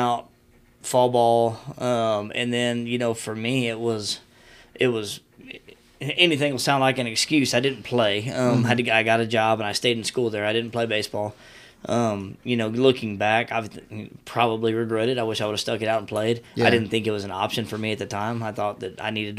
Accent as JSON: {"language": "English", "area": "near Hill Country", "region": "Texas", "country": "United States", "also_born_or_lived": "Rockdale, Texas", "said": "I'm from close to here, and I've got a ton of family in Divine"}